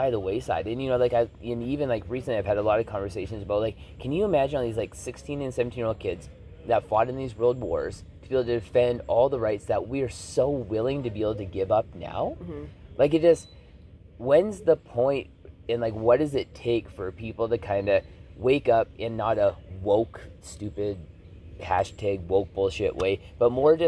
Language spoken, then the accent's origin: English; Canada; as a Canadian citizen